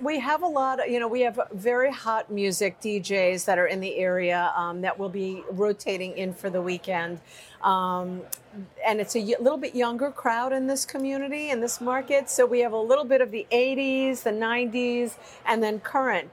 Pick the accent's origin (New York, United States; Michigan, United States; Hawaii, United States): New York, United States; I'm a New Yorker.